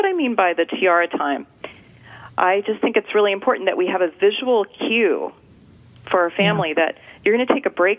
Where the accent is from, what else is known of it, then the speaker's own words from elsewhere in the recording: California, United States; Now, you know I'm from California, but I'm not going to get too woo-woo on you here.